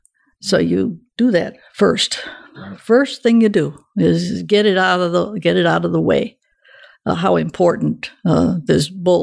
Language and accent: English; Michigan, United States; moved away as an adult; I was raised in Michigan.